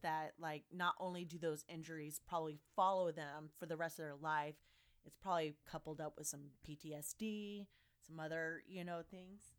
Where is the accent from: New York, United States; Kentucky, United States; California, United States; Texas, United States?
Kentucky, United States; I grew up in Kentucky